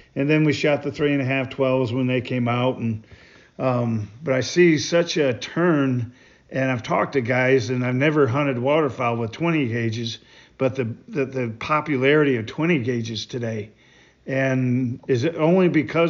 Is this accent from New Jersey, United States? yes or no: no; southern Michigan, United States; I grew up in Michigan